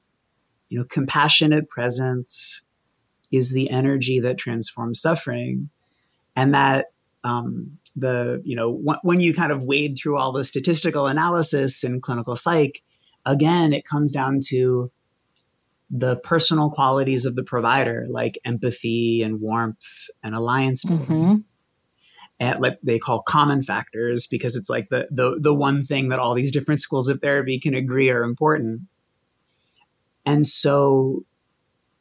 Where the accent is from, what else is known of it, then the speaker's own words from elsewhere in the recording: Boston, Massachusetts, United States; I grew up in Boston, with like a single alcoholic mom